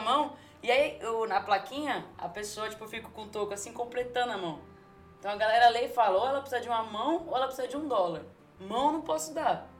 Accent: Brazil; moved away as an adult; now in San Diego, United States; lá no Brasil eu não tenho condições nenhuma, assim, pra ser bem sincera. É tipo, mano, eu sou da favela, favela mesmo

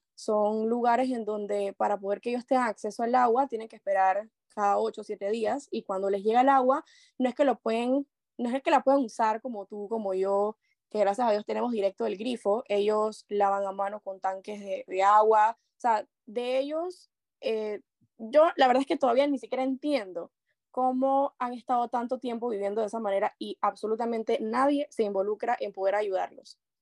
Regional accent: La Chorrera, Panamá Oeste, Panama; me considero una panameña chorrera

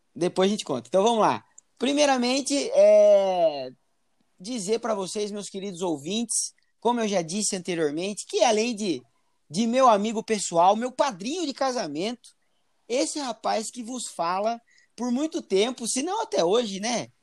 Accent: Piracicaba, São Paulo, Brazil; now in Itapetininga, Brazil; hoje eu tô na região de Itapetininga, moro aqui em Itapetininga, oi, Tapetininga Itapetininga que eu amo. Mas eu venho de Piracicaba

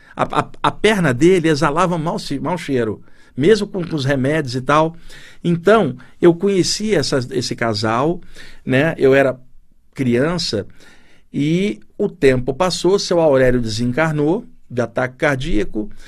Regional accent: Duque de Caxias, Rio de Janeiro, Brazil; moved away as an adult; now in São Paulo, Brazil; E eu cresci na Baixada Fluminense do Rio de Janeiro, também na cidade de Duque de Caxias, no bairro São José.

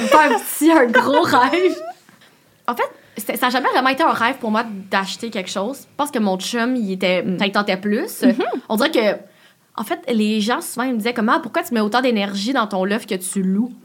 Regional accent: Laval, Quebec, Canada; moved away; je viens de Laval, puis mon chum aussi. Fait que j'étais comme, bon, on retourne à Laval

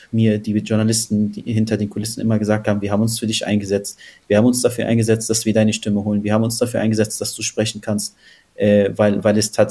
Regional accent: Palestine; Wir haben immer das Gefühl, wenn man als Palästinenser spricht, wird man als allererstes politisiert

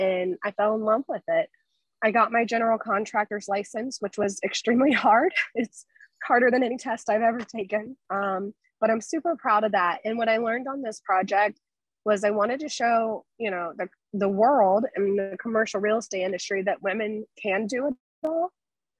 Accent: Tampa, Florida, United States; I was born and raised in Tampa

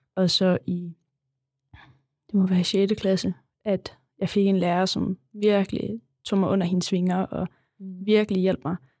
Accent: Kolding, Southern Denmark, Denmark; also born or lived in Vejen; jeg var flyttet fra Kolding til Vejen

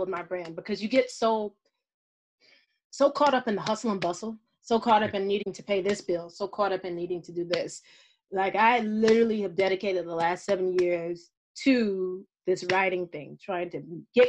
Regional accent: the South, United States; moved away; I'm a Southern woman. I was born and raised in the South

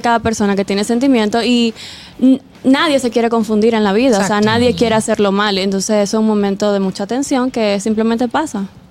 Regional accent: Santiago de los Caballeros, Santiago, Dominican Republic; yo soy de Santiago.

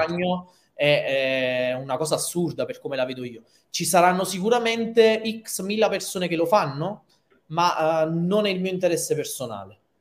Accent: Naples, Campania, Italy; da napoletano, provinciale o che napoletano assoluto

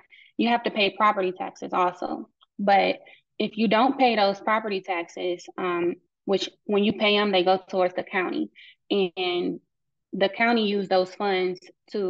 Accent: Cleveland, Ohio, United States; moved away; I'm from Cleveland, Ohio, originally. And growing up, like, my family always talked about the tax sale

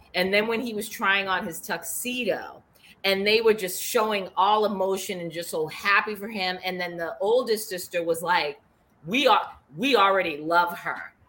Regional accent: Boston, Massachusetts, United States; accent: Boston; my Boston accent

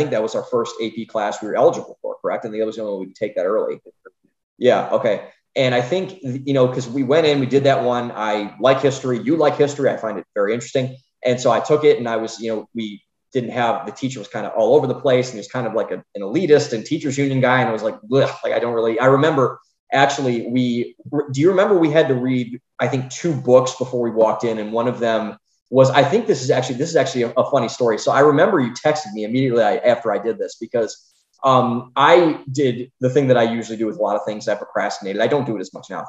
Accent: Cleveland, Ohio, United States; now in Austin, United States; we both are from Cleveland, but we grew up in just totally different environments

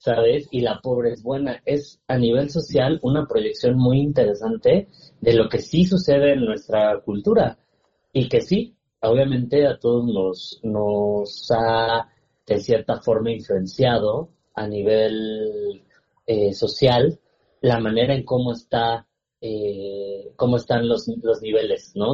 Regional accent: Sierra Norte de Puebla, Mexico; crecí en la Sierra Norte de Puebla

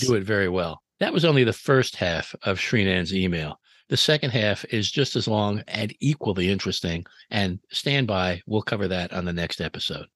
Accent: New York City, New York, United States; I grew up in New York City in the seventies

